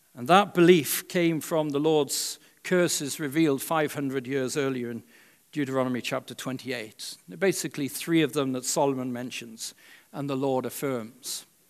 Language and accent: English; Wales, United Kingdom; now in United States; When I was growing up in Wales